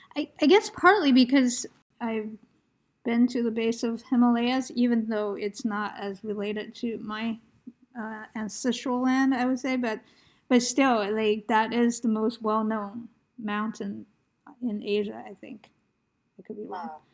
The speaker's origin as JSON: {"language": "English", "country": "United States", "said": "I'm Asian American"}